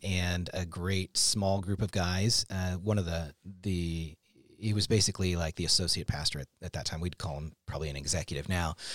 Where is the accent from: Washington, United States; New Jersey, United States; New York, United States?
Washington, United States; Seattle; we were in Seattle